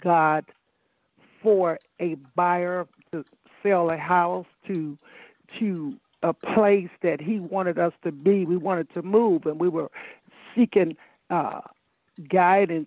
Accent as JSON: {"language": "English", "town": "Chicago", "region": "Illinois", "country": "United States", "tie": "born or raised there", "said": "I grew up in Chicago, Illinois, amen, in a church where they really taught faith"}